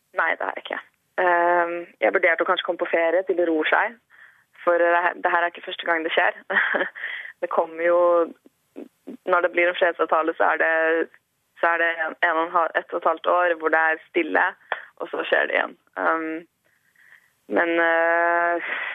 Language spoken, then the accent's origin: Norwegian; Norway; also born or lived in Ashkelon, Israel; now in Tel Aviv, Israel; Jeg er jo norsk